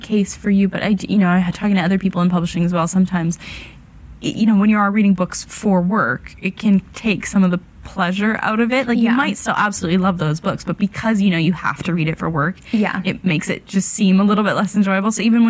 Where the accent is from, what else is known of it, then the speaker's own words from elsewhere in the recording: Canada; moved away as an adult; now in London, United Kingdom; So, I moved from Canada for a job in publishing in London